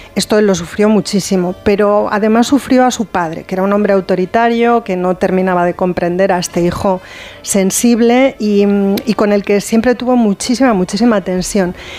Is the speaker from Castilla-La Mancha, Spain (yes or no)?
yes; Castilla-La Mancha, Spain; moved away; el carnaval se, se, celebra muchísimo en mi pueblo